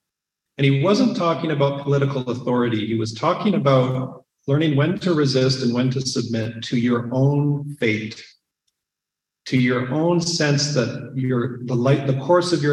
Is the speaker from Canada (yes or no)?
yes; Saskatchewan, Canada; growing up in Saskatchewan